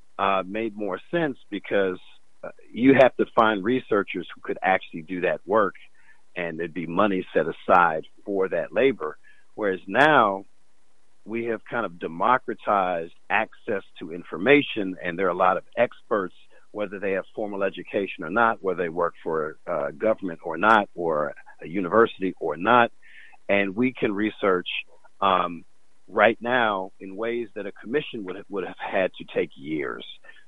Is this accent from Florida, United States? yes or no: no; Chicago, Illinois, United States; now in Pennsylvania, United States; when I was growing up in Chicago